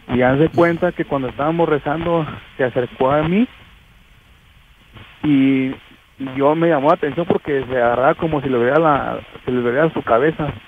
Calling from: Ciudad Guzmán, Jalisco, Mexico

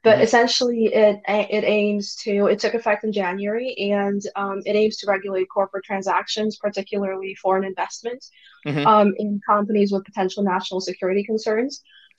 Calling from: Russia; I am yet again in Russia.

